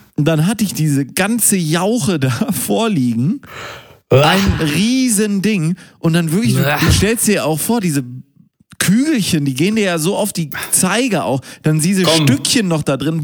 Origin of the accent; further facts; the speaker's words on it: Münster, North Rhine-Westphalia, Germany; moved away; Ich bin ja in Münster geboren